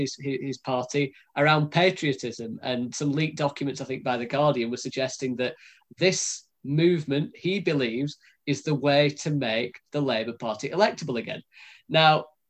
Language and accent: English; United Kingdom; from our standpoint as British people